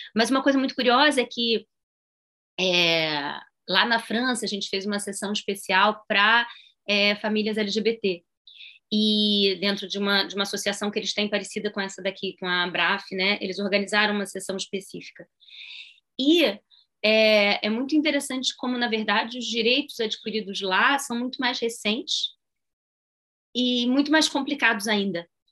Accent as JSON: {"language": "Portuguese", "country": "Brazil", "said": "sou brasileira"}